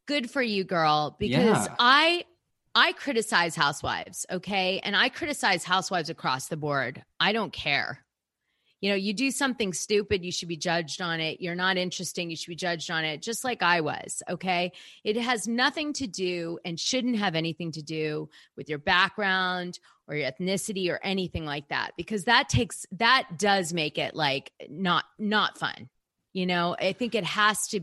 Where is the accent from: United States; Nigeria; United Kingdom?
United States; New York City, New York; I was raised in Manhattan.